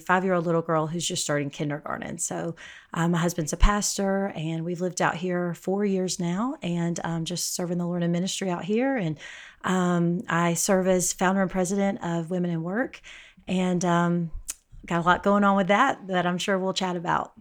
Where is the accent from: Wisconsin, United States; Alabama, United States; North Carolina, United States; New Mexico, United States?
Alabama, United States; moved away as an adult; now in El Paso, United States; I, uh, live in El Paso, Texas, but I'm from Alabama, so kind of a transplant out in West Texas